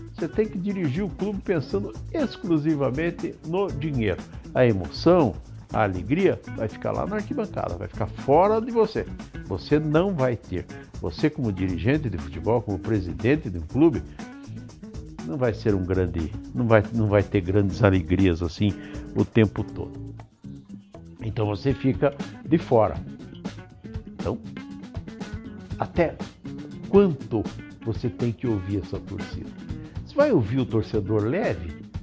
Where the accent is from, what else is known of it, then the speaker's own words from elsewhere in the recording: Brazil; Nós que somos brasileiros